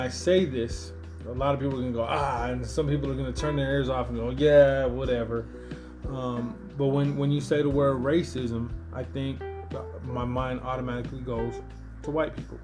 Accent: Denver, Colorado, United States; I grew up in North Denver

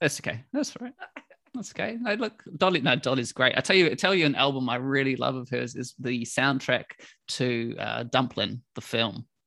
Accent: New Zealand; moved away as an adult; now in London, United Kingdom; I came from New Zealand

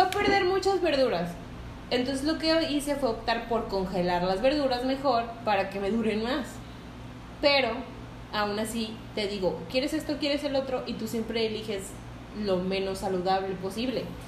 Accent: Tampico, Tamaulipas, Mexico; now in Guadalupe, Mexico; soy de Tampico. de la ciudad de Tampico, un puerto hermoso

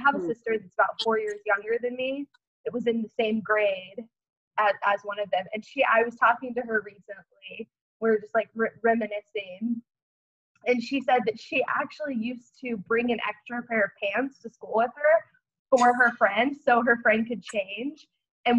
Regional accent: Oklahoma, United States; I grew up in Oklahoma, so I'm fairly, like, familiar with, like, Southern culture

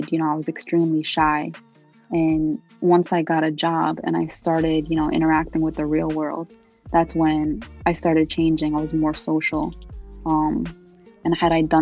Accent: United States; first language Arabic; English is a second language; also born or lived in Palestine; Although I was born in America

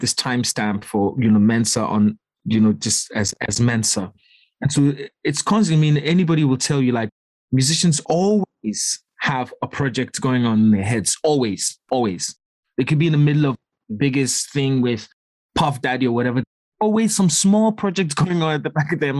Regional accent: Accra, Greater Accra, Ghana; also born or lived in East London, United Kingdom; now in United Kingdom; growing up in Accra

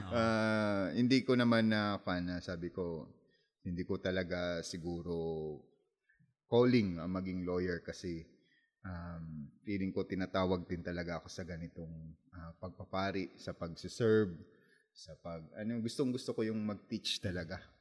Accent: Masbate, Bicol Region, Philippines; po ay taga Masbate

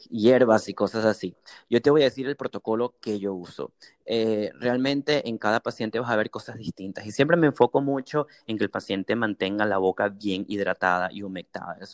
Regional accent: Caracas, Capital District, Venezuela; now in San Antonio, United States; Leones del Caracas porque soy de Caracas.

